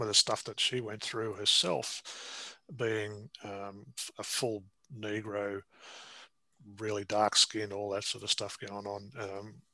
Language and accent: English; Castlemaine, Victoria, Australia; now in Newcastle, Australia; But my hometown is a little town in Victoria called Castlemaine, and I live in Newcastle.